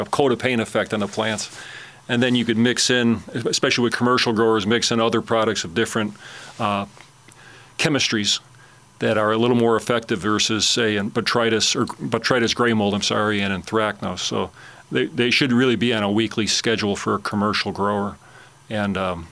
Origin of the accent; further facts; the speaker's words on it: Chicago, Illinois, United States; now in Alabama, United States; I'm from Chicago originally, and my father had a big garden in the backyard